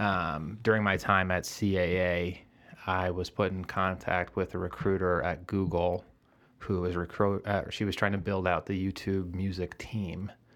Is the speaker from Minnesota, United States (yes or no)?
yes; Eden Prairie, Minnesota, United States; now in Chicago, United States; Originally, I'm from Eden Prairie, Minnesota, which is a southwest suburb of Minneapolis.